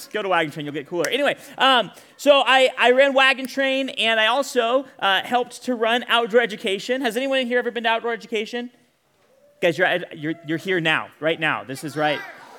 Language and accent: English; Bakersfield, California, United States; grew up in a little town some of you may have heard of called Bakersfield, California. Handful of you. I grew up in Bakersfield.